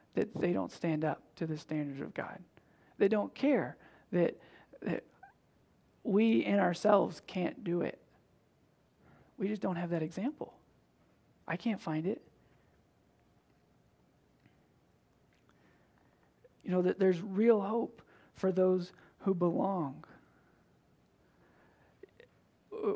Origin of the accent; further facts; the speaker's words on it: Tennessee, United States; I'm from Tennessee.